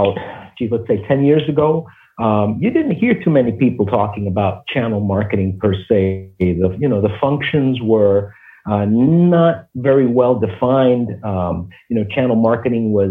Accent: New York City, New York, United States; also born or lived in Cuba / Miami; I was born in Cuba. And when we came in the 60s to the United States, it was quite a journey for us coming from this tropical paradise, and we moved to the Bronx.

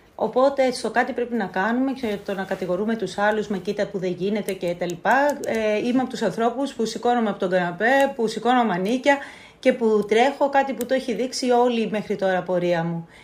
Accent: Lemnos, North Aegean, Greece; τον τόπο μου

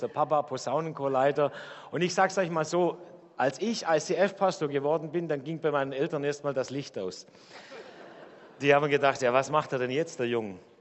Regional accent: Dettingen, Baden-Württemberg, Germany; moved away as an adult; now in Karlsruhe, Germany; bei uns in Dettingen, wo ich herkomme

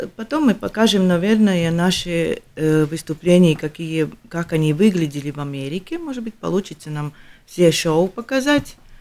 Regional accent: Latvia; мы из Латвии

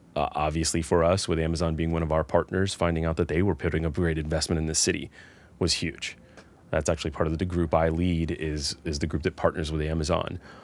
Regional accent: Atlanta, Georgia, United States; now in Nashville, United States; I grew up in the Atlanta area.

